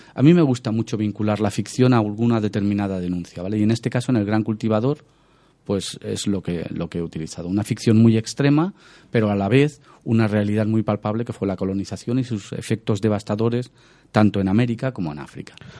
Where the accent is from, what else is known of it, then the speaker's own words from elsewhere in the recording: Badalona / Massanet, Catalonia, Spain; va a pasar en mi tierra